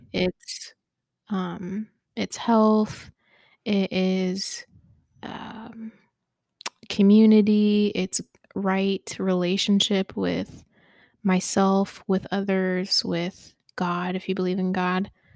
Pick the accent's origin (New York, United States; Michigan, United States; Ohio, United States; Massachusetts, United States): Ohio, United States; Dayton; been here all my life, been in Ohio, raised, born, raised, all of it